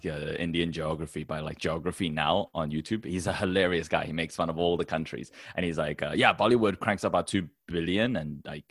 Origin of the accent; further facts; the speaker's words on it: Taiwan; I come from Taiwan